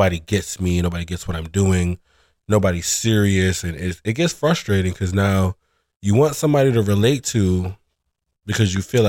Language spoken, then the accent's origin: English; Brooklyn, New York, United States; My dad is from overseas. He was born in Aruba, but he like migrated here in like the 70s. And I'm a native New Yorker. I'm from here. I was born and raised in Brooklyn, East New York.